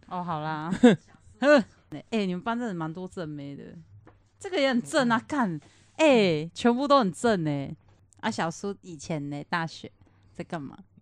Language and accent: Chinese; Kaohsiung, Taiwan; moved away; 我从高雄来